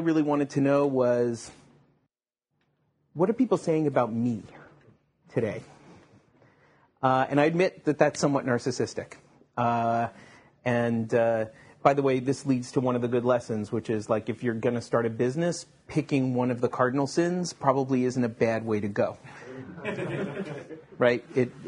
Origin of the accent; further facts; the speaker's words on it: Long Island, New York, United States; also born or lived in Japan; now in Silicon Valley, United States; I grew up in Long Island, or Long Island.